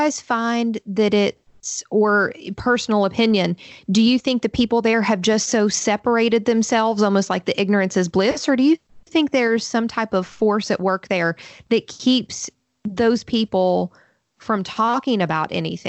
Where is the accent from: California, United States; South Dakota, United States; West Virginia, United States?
West Virginia, United States; Fort Gay; the town that I grew up in is right across the bridge in what's this tiny little town called Fort Gay in West Virginia.